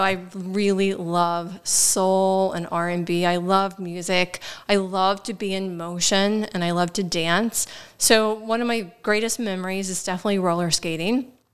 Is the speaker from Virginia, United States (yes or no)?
yes; Shenandoah Valley, Frederick County, Virginia, United States; now in Baltimore, United States; I grew up in the Shenandoah Valley in a very small town in Frederick County, Virginia